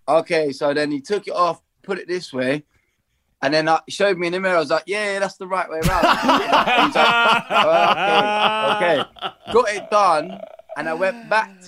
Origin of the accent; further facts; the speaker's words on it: Bedford, East of England, United Kingdom; I'm from Bedford